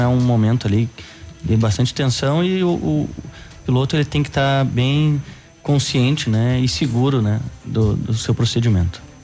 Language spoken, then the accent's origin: Portuguese; Rio Pardo, Rio Grande do Sul, Brazil; moved away as an adult; now in Pato Branco, Brazil; Eu sou natural do Rio Grande do Sul, eh, mais precisamente de Rio Pardo